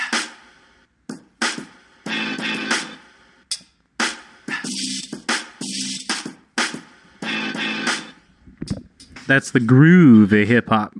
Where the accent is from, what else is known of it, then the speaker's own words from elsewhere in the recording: Texas, United States; I'm from Texas